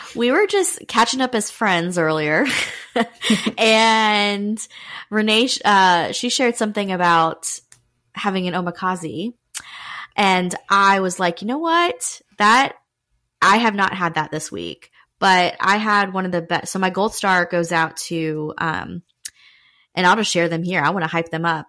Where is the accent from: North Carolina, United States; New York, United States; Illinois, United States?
North Carolina, United States; Raleigh; I was born in Raleigh, North Carolina.